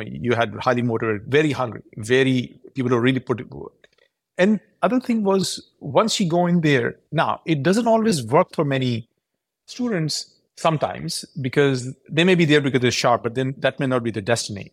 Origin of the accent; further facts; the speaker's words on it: Karachi, Sindh, Pakistan; moved away as an adult; also born or lived in Purdue, Indiana, United States; now in Silicon Valley, United States; I was born there. I grew up in Karachi.